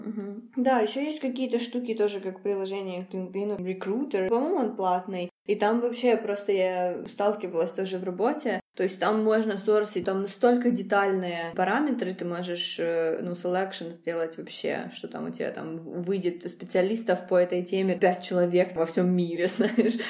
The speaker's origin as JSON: {"language": "Russian", "town": "Donetsk", "region": "Donetsk Oblast", "country": "Ukraine", "tie": "born or raised there", "moved": "as an adult", "lives_now": "Sweden", "said": "я из, э, Донецка, и я всю сознательную жизнь там прожила, но в две тысячи четырнадцатом году я переехала из Донецка"}